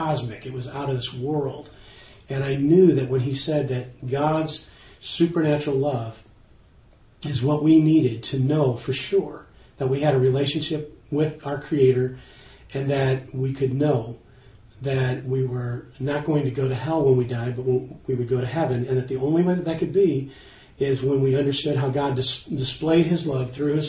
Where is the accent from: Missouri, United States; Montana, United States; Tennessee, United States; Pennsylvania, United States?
Missouri, United States; St. Louis; I grew up in St. Louis, Missouri.